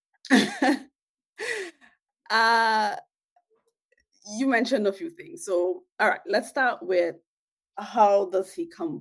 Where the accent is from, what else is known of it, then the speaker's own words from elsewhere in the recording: New York City, New York, United States; I'm from Weeksville.